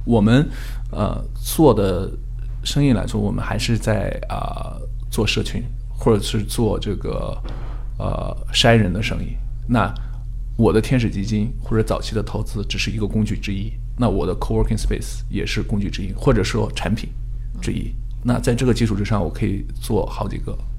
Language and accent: Chinese; China; now in United States; 因为我是中国人